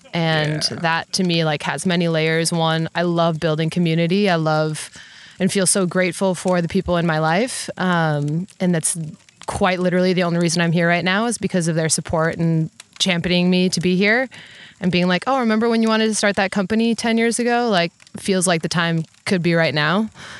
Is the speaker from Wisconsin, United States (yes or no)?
yes; Wisconsin, United States; I'm from Wisconsin, born and raised in the Midwest.